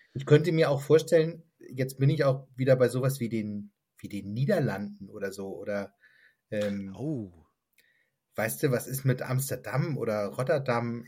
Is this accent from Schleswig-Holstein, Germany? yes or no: yes; Lübeck, Schleswig-Holstein, Germany; moved away as an adult; now in Southern Brandenburg, Germany; ich komme aus einer Stadt, ich komme aus Lübeck